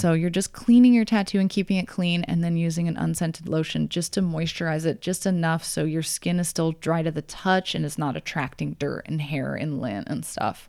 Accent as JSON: {"language": "English", "town": "Grand Junction", "region": "Colorado", "country": "United States", "tie": "born or raised there", "also_born_or_lived": "Montana", "moved": "yes", "lives_now": "Portland, United States", "said": "I'm from Colorado"}